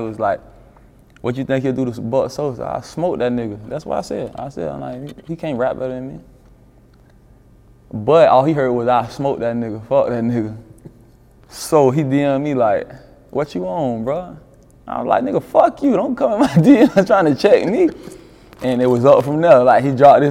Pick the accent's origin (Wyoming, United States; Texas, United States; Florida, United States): Florida, United States; Tampa; I was born in Progress Village